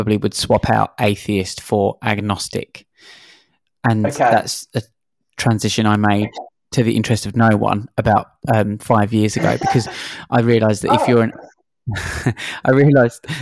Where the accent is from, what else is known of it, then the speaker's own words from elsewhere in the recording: London, United Kingdom; moved away as an adult; now in Sydney, Australia; I'm originally from London, and I moved here 10 years ago to Sydney